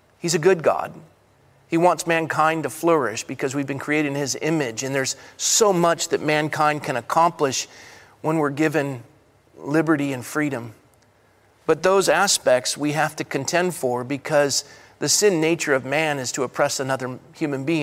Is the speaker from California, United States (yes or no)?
yes; Coronado, California, United States; growing up in Coronado, California